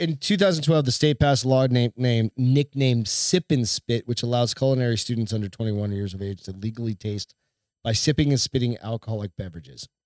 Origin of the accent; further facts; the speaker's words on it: New Hampshire, United States; I'm from New Hampshire